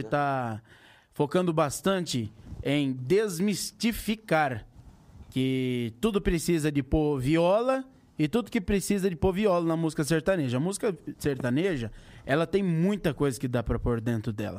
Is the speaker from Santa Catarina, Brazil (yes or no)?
no; interior of São Paulo, Brazil; also born or lived in Buritama; eu sou do mais do interior ainda